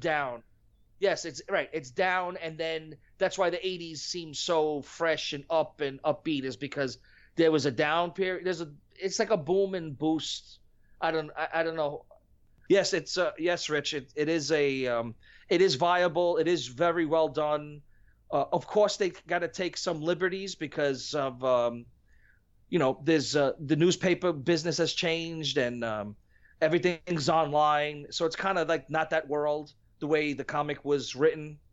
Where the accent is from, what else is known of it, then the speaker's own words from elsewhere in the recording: New York, United States; I'm from New York